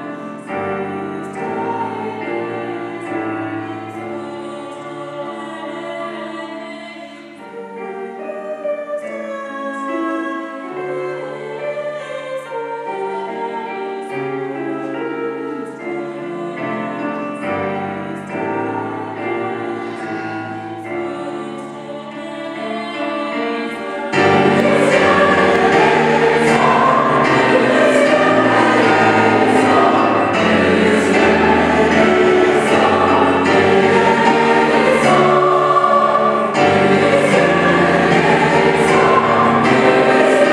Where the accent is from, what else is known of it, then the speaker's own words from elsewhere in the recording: Baunatal, Hesse, Germany; our town